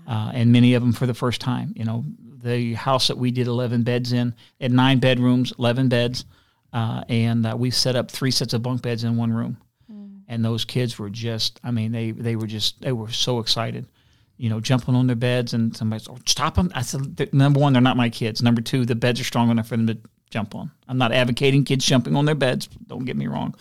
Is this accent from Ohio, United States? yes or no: yes; Elyria, Ohio, United States; also born or lived in West Virginia; I grew up on West Side of Elyria